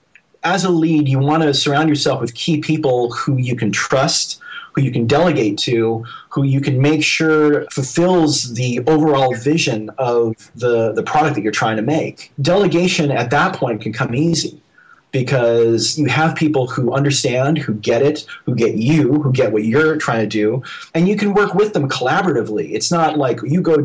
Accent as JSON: {"language": "English", "town": "Dallas", "region": "Texas", "country": "United States", "tie": "born or raised there", "said": "I grew up in Dallas, Texas, where there was no school for sound effects or anything else"}